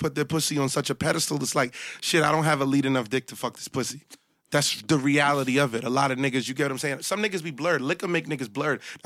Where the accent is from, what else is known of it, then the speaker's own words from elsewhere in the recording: New York City, New York, United States; I'm from the hundreds in Canarsie, Brooklyn